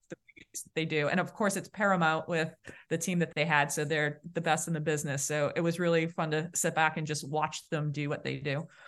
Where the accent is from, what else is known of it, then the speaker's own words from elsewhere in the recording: Boston, Massachusetts, United States; accent: Boston; my Boston accent